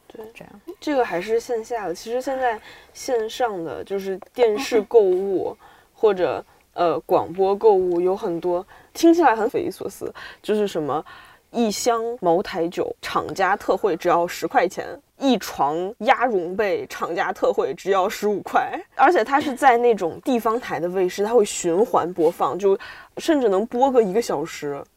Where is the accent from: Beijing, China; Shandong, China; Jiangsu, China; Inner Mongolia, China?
Beijing, China; 我是北京的